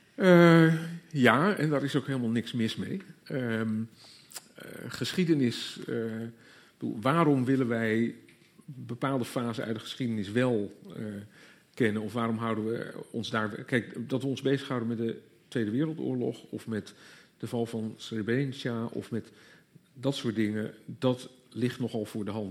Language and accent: Dutch; Groningen, Netherlands; moved away; also born or lived in Leiden; ik kom zelf niet uit Gelder, ik kom uit Groningen, maar ook zo'n gebied waar je op een zeker moment ineens ontdekt dat je wel al jarenlang op school gehoord hebt over de graven van Holland, maar dat notabene in het gebied waar je zelf vandaan komt